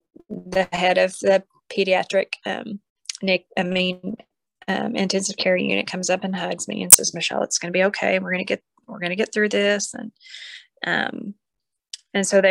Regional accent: Pauls Valley, Oklahoma, United States; We're from Paul's Valley

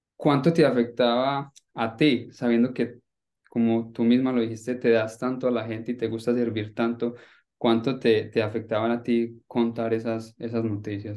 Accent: Colombia; Nosotros como colombianos, me incluyo ahí, crecí viéndote en televisión

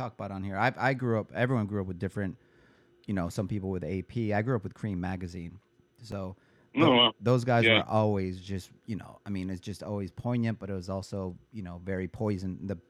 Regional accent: Cleveland, Ohio, United States; also born or lived in Detroit, Michigan; I'm actually from Detroit and, you know, and the Midwest. I grew up in Cleveland

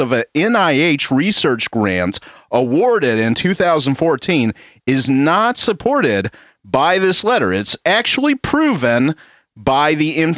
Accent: the South, United States; I'm from the South

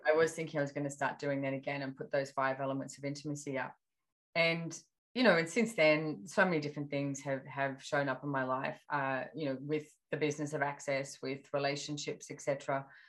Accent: Australia; being Australian

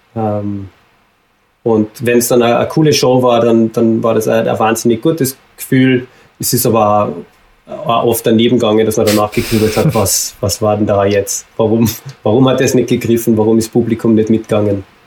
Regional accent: Carinthia, Austria; moved away as an adult; also born or lived in Salzburg; ich komme ursprünglich aus Kärnten

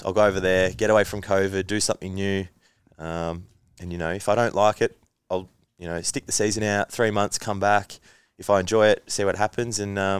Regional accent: Langwarrin, Victoria, Australia; also born or lived in Frankston; Yes, whole life. Langwarrin. Moved to Frankston when I was like 12, maybe.

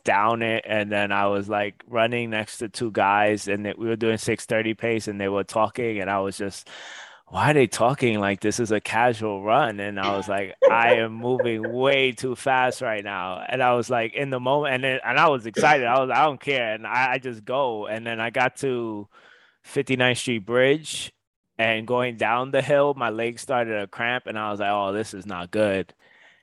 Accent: New York City, New York, United States; I'm from the Bronx.

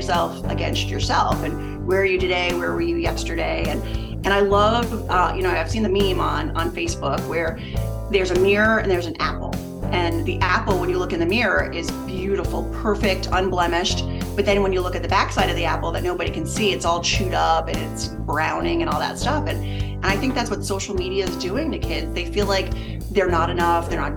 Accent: Long Island, New York, United States; now in Connecticut, United States; I grew up on Long Island

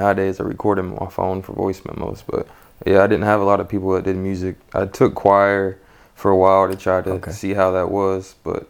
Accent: Dexter, Missouri, United States; also born or lived in Modesto; I'm originally from California in Modesto in the Valley. It's pretty chill. I moved a lot of places, more like St. Louis, Missouri area. I was down there for a while, grew up in, I think, Dexter, Missouri.

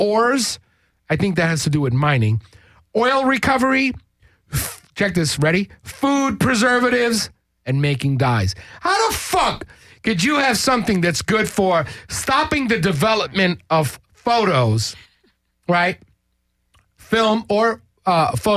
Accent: New York, United States; I'm originally from New York

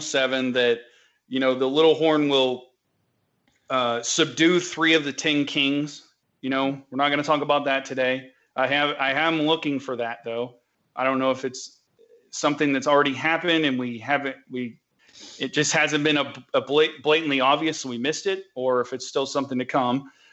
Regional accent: the South, United States; accent: southern; my southern accent

